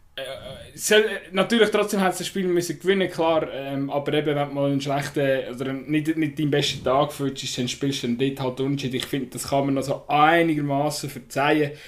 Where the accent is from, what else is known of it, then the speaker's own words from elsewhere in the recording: Switzerland; das ist nicht schweizerisch, wir sind eher zurückhaltend